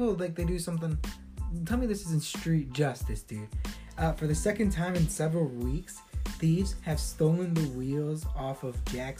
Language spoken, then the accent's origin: English; Chicago, Illinois, United States; also born or lived in Humboldt Park, Chicago; I grew up in Midway. That's the South Side.